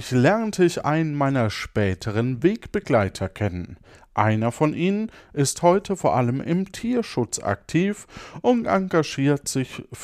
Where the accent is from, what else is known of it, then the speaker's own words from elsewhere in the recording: Zanzibar, Tanzania; born there; also born or lived in Bombay; ich erblickte am 5. September 1946 im damaligen Sultanat Sansibar das Licht der Welt. 1946. Ja. Also 1946 geboren in Sansibar.